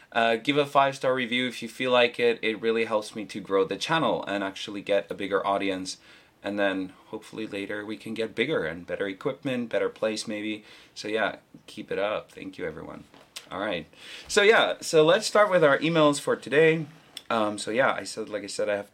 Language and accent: English; South Africa; now in South Korea; a fellow South African